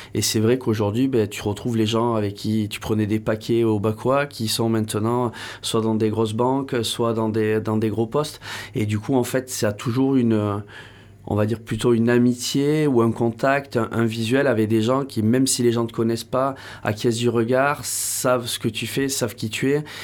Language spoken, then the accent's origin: French; Bayonne / Hossegor area, Landes, Nouvelle-Aquitaine, France; also born or lived in Pyrenees; je suis né à Bayonne. J'ai eu la chance de grandir la moitié de l'année ici, la moitié de l'année dans les, euh, dans les Pyrénées.